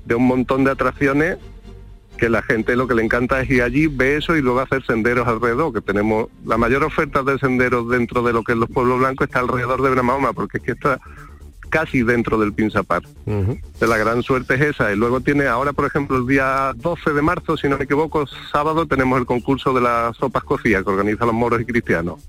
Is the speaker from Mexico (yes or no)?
no; Benamahoma, Andalusia, Spain; moved away as an adult; also born or lived in Córdoba; now in Seville, Spain; yo soy de Benamahoma, nací allí estuve hasta el año 2001, perdón, que me fui a estudiar a Córdoba